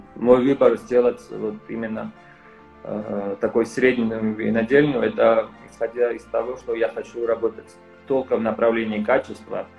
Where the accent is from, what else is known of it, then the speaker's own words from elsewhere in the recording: Georgia; also born or lived in France; Родился в Ерас в Грузии, э, учился во Франции и вернулся работать еще раз в Грузии